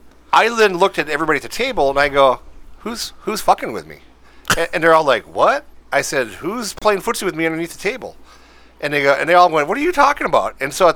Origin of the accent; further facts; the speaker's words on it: Minnesota, United States; we're from Minnesota.